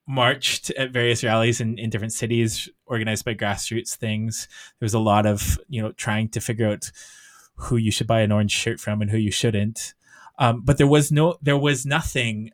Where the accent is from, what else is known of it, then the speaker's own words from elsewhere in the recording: Canada; I as a Canadian